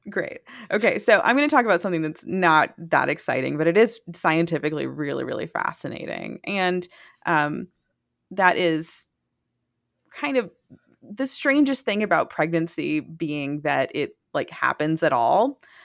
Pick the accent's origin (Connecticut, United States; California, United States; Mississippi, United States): Mississippi, United States; I am from Mississippi